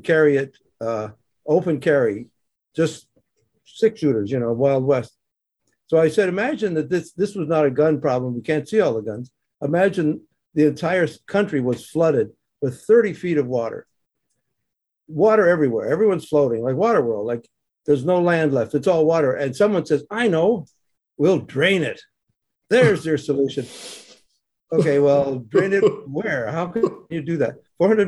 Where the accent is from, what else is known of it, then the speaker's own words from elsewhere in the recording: Canada; moved away as an adult; also born or lived in Ebbw Vale, Wales (family); now in Los Angeles, United States; I grew up in Canada, and I moved to America by choice